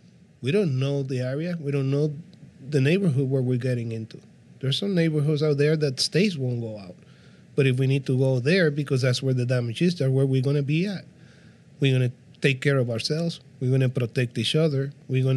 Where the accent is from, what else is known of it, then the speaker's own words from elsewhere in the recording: Puerto Rico; I'm from Puerto Rico